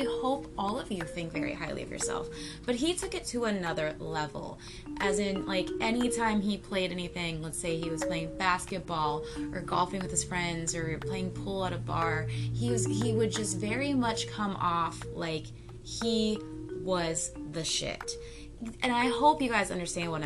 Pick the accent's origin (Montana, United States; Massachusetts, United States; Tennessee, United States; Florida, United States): Florida, United States; as a Floridian